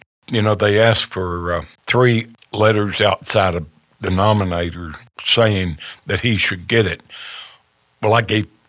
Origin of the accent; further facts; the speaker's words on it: Amarillo, Texas, United States; I grew up in Amarillo